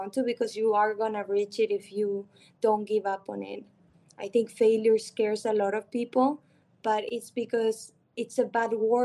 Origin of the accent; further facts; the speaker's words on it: Argentina; moved away; I grew up in Argentina